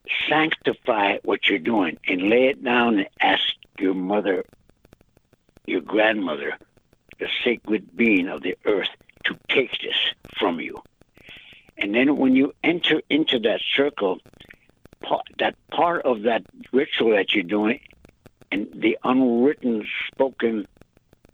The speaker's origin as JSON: {"language": "English", "area": "Holy Rosary Mission", "region": "South Dakota", "country": "United States", "tie": "born or raised there", "said": "I attended at that time called Holy Rosary Mission at the Catholic school about 2 miles south of where I live."}